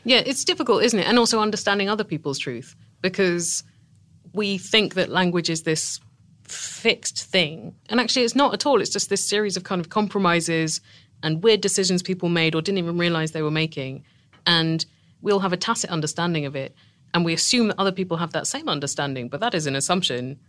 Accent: Tunbridge Wells, South East England, United Kingdom; accent: British; I'm from a town called Tunbridge Wells, which is about forty miles south of London

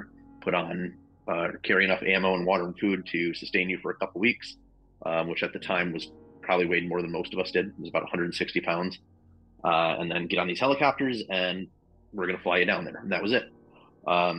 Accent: West Michigan, United States; I grew up in West Michigan, lots of farmland, corn everywhere

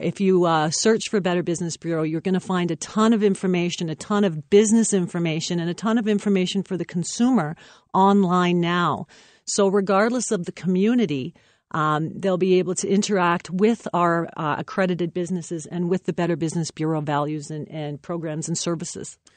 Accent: Windsor, Ontario, Canada; also born or lived in Chatham / London, Ontario; I am from Windsor

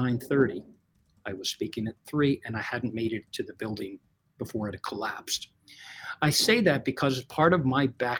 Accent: United States; born and bred in the United States under parents that spoke Portuguese to each other

